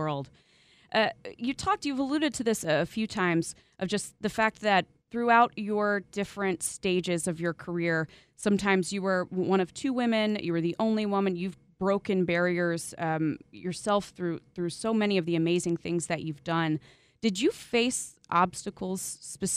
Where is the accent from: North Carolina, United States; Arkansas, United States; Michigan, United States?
North Carolina, United States; also born or lived in Los Angeles / Chicago; I grew up in North Carolina